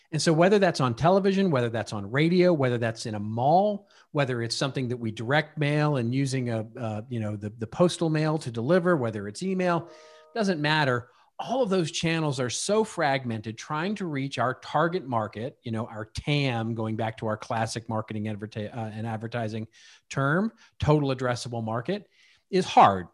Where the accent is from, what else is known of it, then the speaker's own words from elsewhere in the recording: Dallas, Texas, United States; now in Hidden Hills, United States; I grew up in Dallas